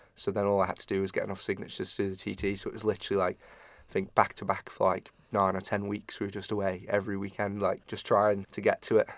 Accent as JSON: {"language": "English", "town": "Ramsey", "country": "Isle of Man", "tie": "born or raised there", "said": "we're from Ramsey"}